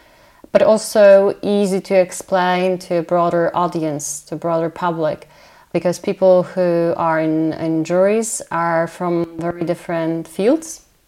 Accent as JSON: {"language": "English", "country": "Poland", "second_language": "English", "said": "All in my home country, some of those scientists became even, I would say, scientific celebrities, but in a good sense of the word. We talked before about bringing information in an easy to grasp way to the general public. Well, Polish Academy of Sciences"}